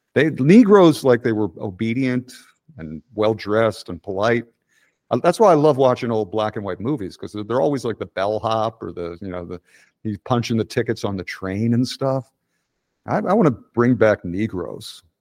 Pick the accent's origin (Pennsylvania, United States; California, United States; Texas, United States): Pennsylvania, United States; Philadelphia; moved away; we're both from Philly